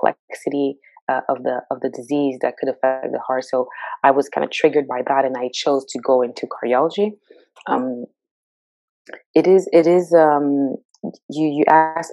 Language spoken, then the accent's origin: English; Montreal, Quebec, Canada; moved away as an adult; also born or lived in Edmonton, Alberta; now in Ontario, Canada; I grew up in Montreal. I was born and raised in Montreal.